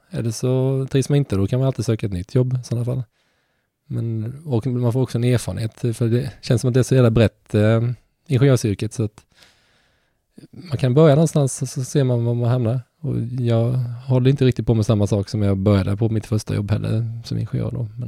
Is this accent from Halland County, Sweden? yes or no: yes; Halmstad, Halland County, Sweden; Så det var därför jag drog mig lite från Halmstad också.